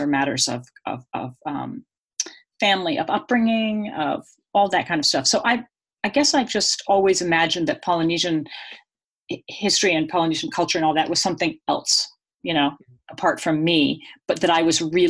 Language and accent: English; Boston, Massachusetts, United States; moved away as an adult; also born or lived in Australia; I'm from Boston, and I went to the Pacific when I was in my 20s